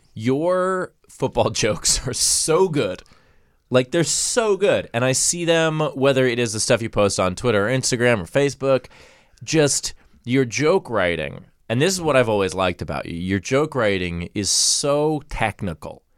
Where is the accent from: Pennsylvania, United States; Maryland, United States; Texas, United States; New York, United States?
New York, United States; New York City; I grew up in Queens